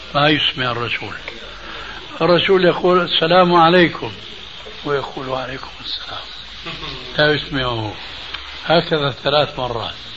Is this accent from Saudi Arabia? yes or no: no; Syria; عندنا بالشام